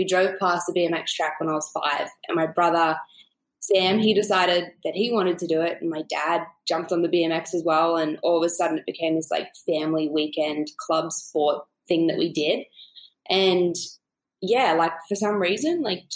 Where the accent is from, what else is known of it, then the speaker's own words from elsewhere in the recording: Canberra, Australian Capital Territory, Australia; moved away; also born or lived in California; I grew up in a small town called Canberra.